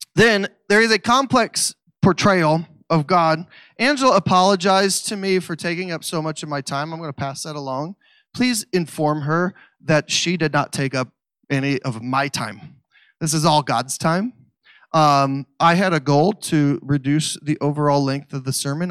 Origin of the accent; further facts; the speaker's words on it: Missouri, United States; I don't know how to pronounce Hebrew words because I'm from Missouri.